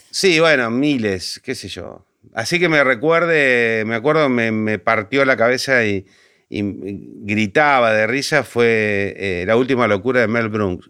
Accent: Argentina; now in Buenos Aires, Argentina; mi pueblo

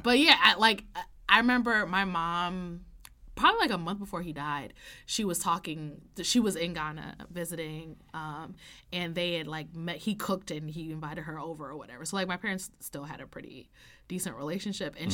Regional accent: New York, United States; I'm from New York. I grew up in New York. I went to school in downtown Manhattan

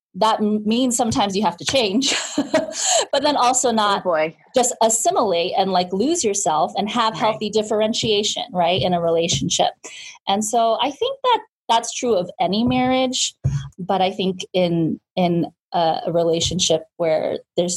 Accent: Southern California, United States; moved away as an adult; now in Bay Area, United States; I am a second generation Korean American, born and raised in Southern California, but transplanted to the Bay to go to school at UC Berkeley.

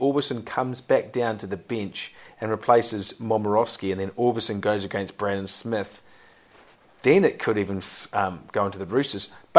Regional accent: New Zealand; I'm a Kiwi

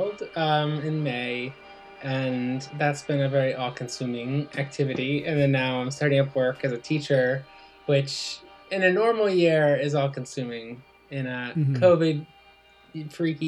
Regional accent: New Jersey, United States; moved away as an adult; also born or lived in Texas / Brooklyn, New York; now in Seattle, United States; I grew up in New Jersey

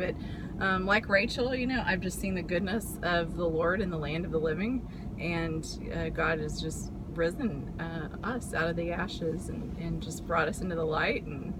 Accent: San Antonio, Texas, United States; I'm from San Antonio.

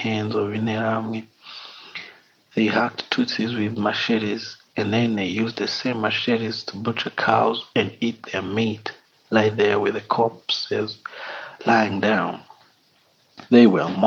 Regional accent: Kigali, Rwanda; I'm from Kigali, Rwanda.

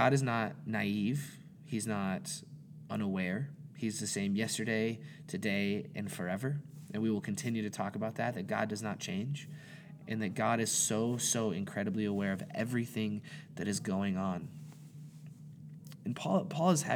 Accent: Montana, United States; I was born and raised in Montana

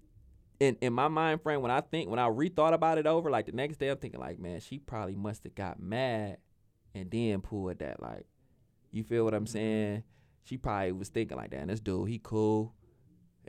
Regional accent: Cleveland, Ohio, United States; I'm from the West

